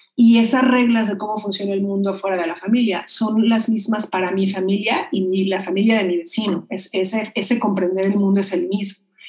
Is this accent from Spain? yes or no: no; Mexico; Yo digo de México, soy mexicana